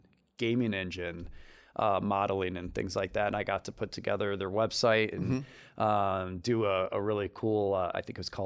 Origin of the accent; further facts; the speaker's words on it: Detroit, Michigan, United States; now in Lansing, United States; Well, we grew up in Detroit, moved to Lansing when I was 14, went to Grand Lodge High School.